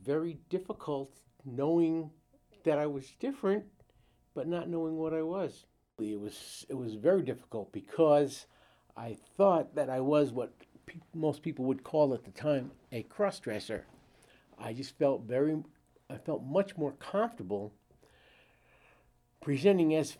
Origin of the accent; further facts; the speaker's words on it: Brooklyn, New York, United States; I'm originally from New York. I was born in Brooklyn in 1949